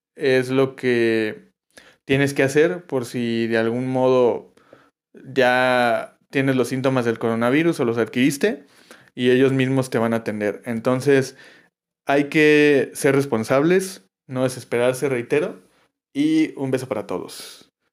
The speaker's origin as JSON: {"language": "Spanish", "country": "Mexico", "said": "como mexicano"}